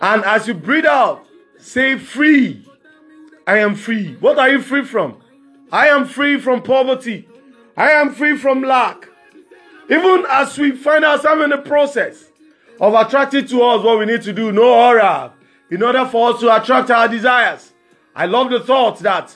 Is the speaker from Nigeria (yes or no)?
yes; Nigeria; as Nigerian youth